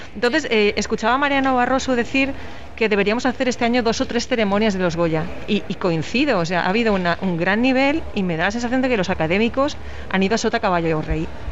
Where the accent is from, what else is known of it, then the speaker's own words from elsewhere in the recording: Valencian Community, Spain; aunque sea mi tierra